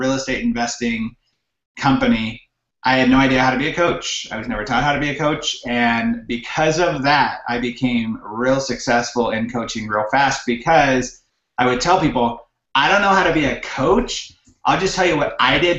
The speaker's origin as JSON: {"language": "English", "region": "high desert of California", "country": "United States", "tie": "born or raised there", "moved": "as an adult", "lives_now": "Utah, United States", "said": "I'm from California originally. I was born and raised there until about 10 years ago. My wife and I both grew up in the high desert of California"}